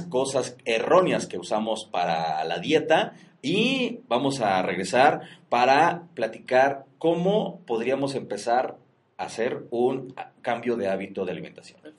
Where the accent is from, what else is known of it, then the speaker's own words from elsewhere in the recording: Mexico; nosotros como mexicanos y con nuestra cultura de la garnacha